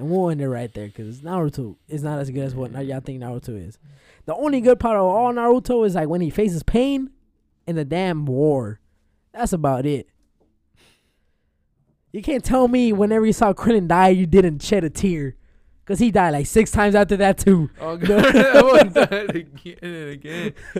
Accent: Paraguay; We're from Paraguay, bro.

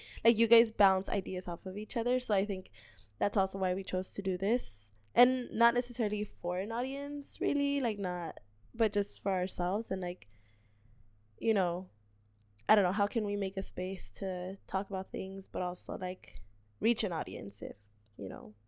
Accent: Los Angeles, California, United States; moved away as an adult; now in Richmond, United States; I grew up in South Central.

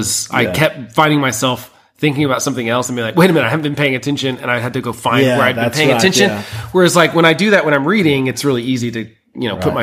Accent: United States; I'm American

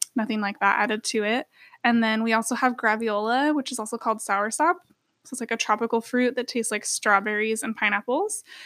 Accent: Sweet Home, Oregon, United States; now in Eugene, United States; And I grew up in Sweet Home, so very outdoors area.

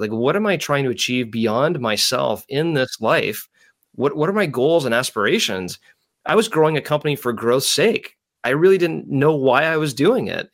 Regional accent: Canada; growing up in Canada

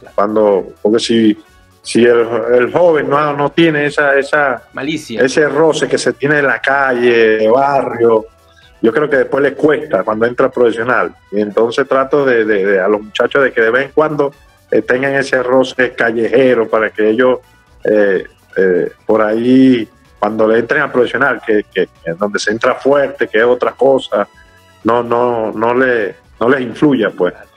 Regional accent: Puerto La Cruz, Anzoátegui, Venezuela; now in San Cristóbal, Venezuela; nos criamos juntos allá en Puerto La Cruz, allá como dice yo saliendo de Pueblo Nuevo

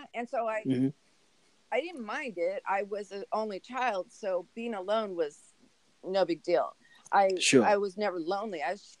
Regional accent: Brooklyn, New York, United States; also born or lived in Phoenix; I was born in Phoenix, but I'm pretty much of a Brooklyn girl because my parents were Brooklynites.

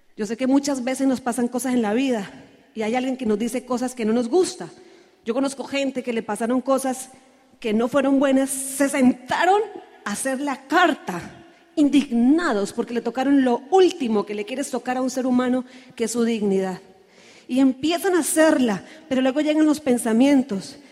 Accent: Santander, Colombia; en mi tierra dice que los santanderianos somos los bravos del país

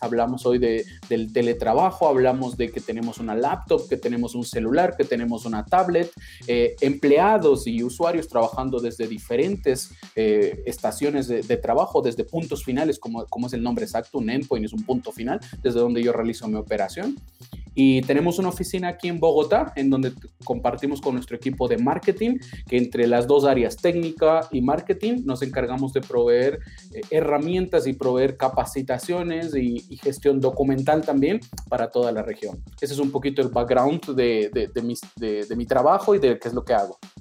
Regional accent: Ecuador; moved away as an adult; also born or lived in Argentina; yo nací en Ecuador, soy ecuatoriano

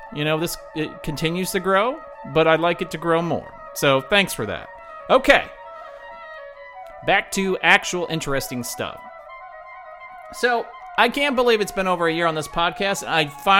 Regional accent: Lincoln, Nebraska, United States; Lincoln, Nebraska, which is my hometown

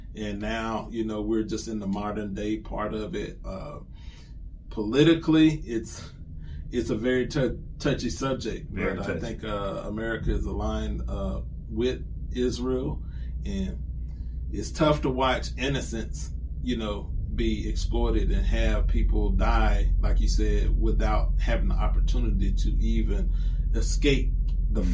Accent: Columbia, South Carolina, United States; my hometown of Columbia, South Carolina

